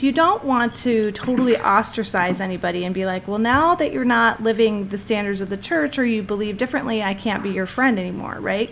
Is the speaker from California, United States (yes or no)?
no; New Jersey, United States; I grew up in New Jersey, so I had hardly no LDS friends